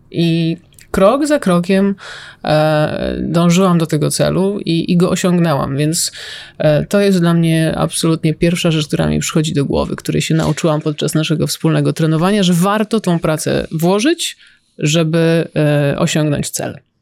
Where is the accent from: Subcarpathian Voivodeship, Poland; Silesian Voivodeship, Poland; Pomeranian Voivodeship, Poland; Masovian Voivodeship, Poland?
Subcarpathian Voivodeship, Poland; Stalowa Wola; z mojego rodzinnego miasta